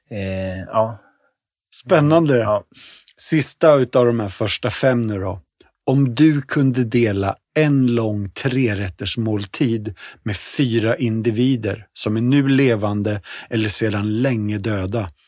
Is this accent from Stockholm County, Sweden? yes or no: no; Värnamo, Jönköping County, Sweden; moved away; Då föddes jag på BB i Värnamo.